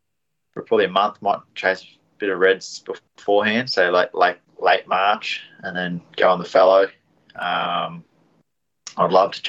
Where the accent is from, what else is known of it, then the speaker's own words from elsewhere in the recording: Wodonga, Victoria, Australia; Originally from Wodonga